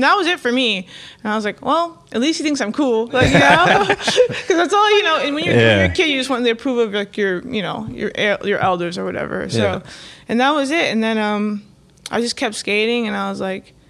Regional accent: Palm Beach County, Florida, United States; moved away as an adult; also born or lived in Miami, Florida; now in New York, United States; I was born in Miami, Florida, and then my family moved to Palm Beach County, like a little bit more north when I was 4.

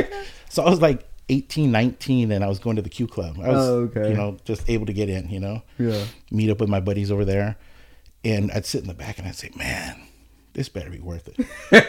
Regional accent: Oxnard, California, United States; Born and raised in Oxnard, yep. Graduated in 96.

